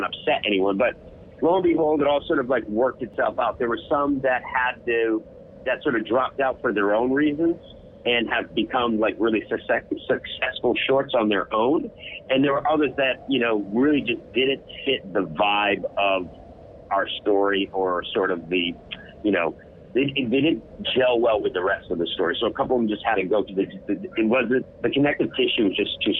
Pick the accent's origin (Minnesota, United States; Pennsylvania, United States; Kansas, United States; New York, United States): New York, United States; I'm a New Yorker